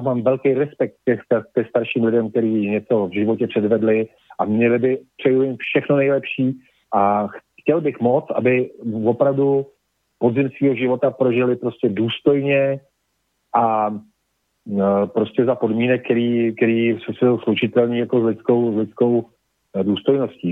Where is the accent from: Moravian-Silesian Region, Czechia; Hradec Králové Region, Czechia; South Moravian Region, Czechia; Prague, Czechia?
Prague, Czechia; je to moje rodné město